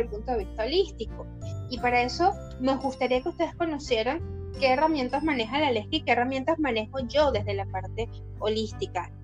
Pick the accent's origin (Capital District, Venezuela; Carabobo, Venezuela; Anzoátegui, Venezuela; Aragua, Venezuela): Carabobo, Venezuela; Valencia; moved away as an adult; now in Argentina; somos de Valencia, Venezuela, que estamos en Ecuador, en Argentina